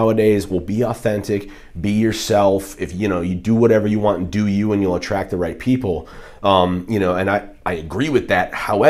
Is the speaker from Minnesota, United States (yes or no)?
yes; Minneapolis, Minnesota, United States; moved away as an adult; now in San Diego, United States; I'm from Minnesota, Minneapolis originally